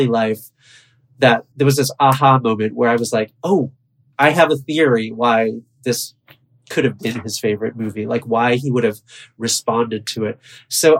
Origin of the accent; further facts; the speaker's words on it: Buffalo, New York, United States; now in New York, United States; I've been in New York for a long time, but I was born and raised in Buffalo.